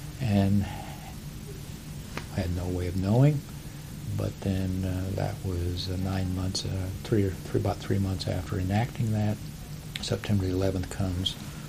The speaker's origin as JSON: {"language": "English", "region": "Midwest", "country": "United States", "tie": "born or raised there", "said": "Growing up in the Midwest, where we grew on the farm corn"}